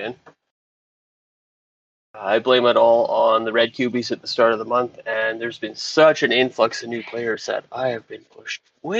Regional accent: Regina, Saskatchewan, Canada; I'm from Regina, Saskatchewan.

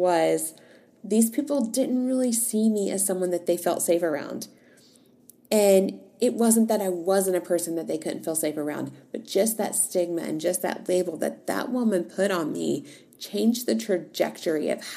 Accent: Virginia, United States; moved away; also born or lived in Tennessee; I was raised in Virginia.

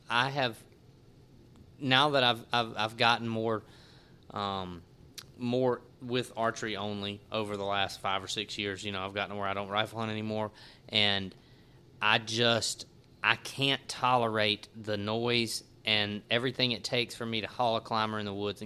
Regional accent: Natchez, Mississippi, United States; moved away; also born or lived in Clinton, Louisiana; I grew up in Natchez

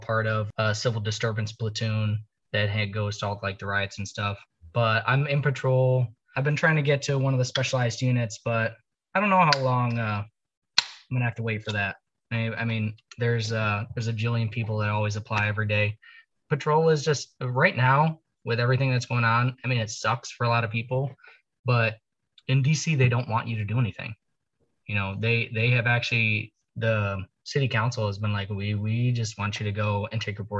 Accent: Canada; now in Washington, D.C. area, United States; I grew up in the Great White North, where there's snow abound.

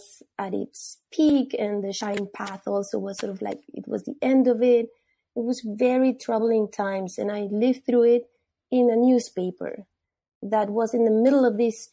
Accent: Peru; moved away; I'm from Peru. I was born there.

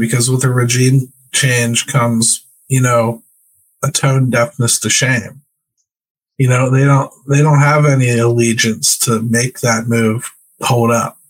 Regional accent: Pittsburgh, Pennsylvania, United States; We're from Pittsburgh. We travel south, my friend.

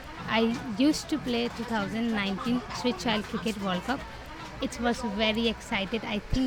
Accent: Kolkata, West Bengal, India; I am from Kolkata.

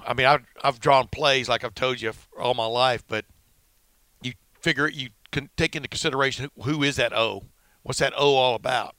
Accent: Alabama, United States; moved away; I grew up in Alabama

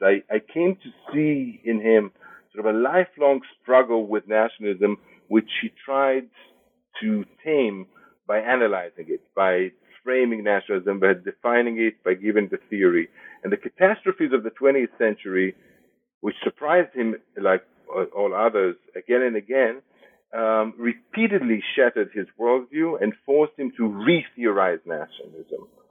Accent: Israel; moved away as an adult; also born or lived in Jerusalem / Berlin / Madison, Wisconsin; now in United States; I was born and raised in Israel.

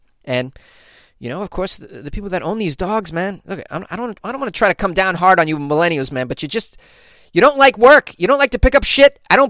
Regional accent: Massachusetts, United States; a condo development in Massachusetts, my home state, implemented DNA testing

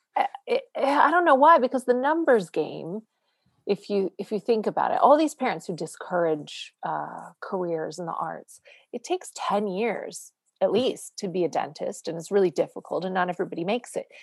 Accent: Canada; moved away; I'm a single mom and I'm Canadian

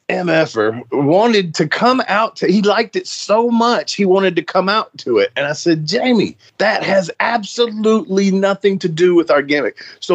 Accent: Nashville, Tennessee, United States; That's my hometown

